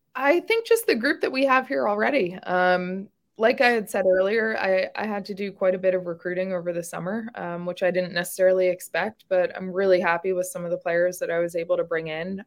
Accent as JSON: {"language": "English", "region": "New York", "country": "United States", "tie": "born or raised there", "also_born_or_lived": "the South", "moved": "as an adult", "lives_now": "Little Rock, United States", "said": "I was born and raised in New York"}